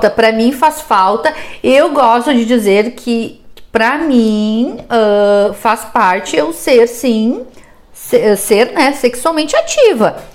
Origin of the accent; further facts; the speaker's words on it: Porto Alegre, Rio Grande do Sul, Brazil; eu, porque eu não sou daqui, né? Eu, eu sou de Porto Alegre, enfim, e morei em várias cidades diferentes.